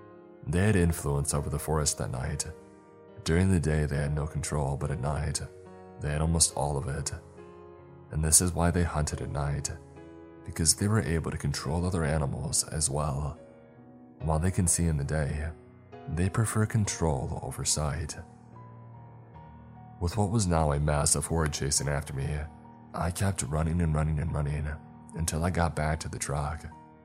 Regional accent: South East England, United Kingdom; Growing up in Kent, Attenborough, and documentaries were the closest that I could get to the African savannas

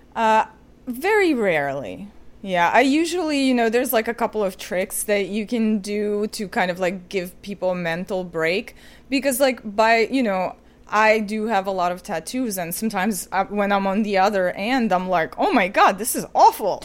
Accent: Ukraine; moved away as an adult; now in New York, United States; I'm originally from Ukraine, and I moved to New York when I was eighteen.

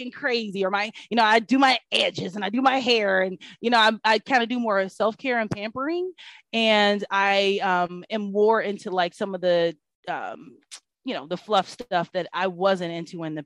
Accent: Kansas City, Missouri, United States; now in Atlanta, United States; I'm from Kansas City, Missouri, which is also an amazing city

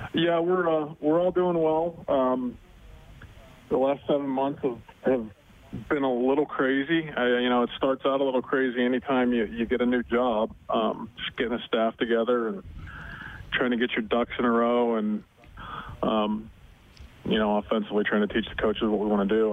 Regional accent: Butler, Pennsylvania, United States; moved away; It's a great place to grow up

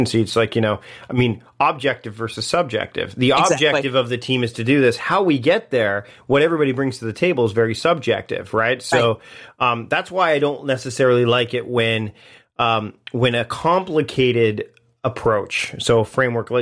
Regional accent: Canada; being Canadian

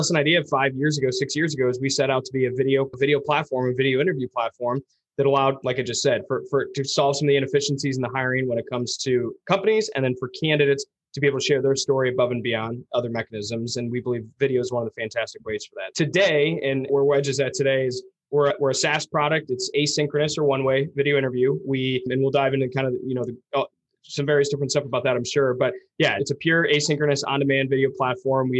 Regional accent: Ann Arbor, Michigan, United States; now in Grand Rapids, United States; I grew up in Ann Arbor.

